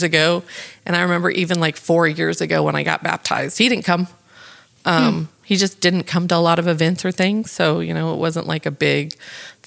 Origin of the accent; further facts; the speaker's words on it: New Braunfels, Texas, United States; I am from New Braunfels, Texas, which born and raised